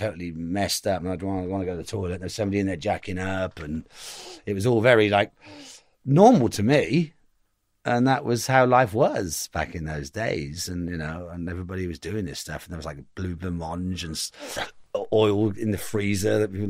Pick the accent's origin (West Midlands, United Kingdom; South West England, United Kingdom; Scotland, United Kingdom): South West England, United Kingdom; Cheltenham; also born or lived in St. Paul's; The Cotswolds. I was from Cheltenham. I was born in St. Paul's.